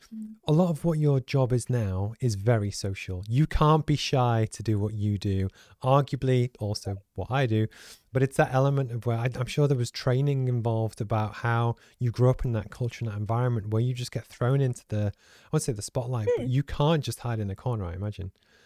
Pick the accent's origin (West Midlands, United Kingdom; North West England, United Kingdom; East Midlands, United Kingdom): North West England, United Kingdom; Liverpool; because I grew up in Liverpool, in the north of England